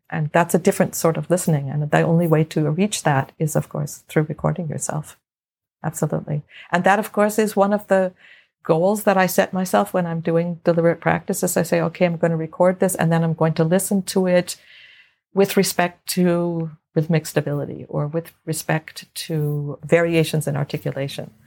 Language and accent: English; Los Angeles, California, United States; I grew up in Los Angeles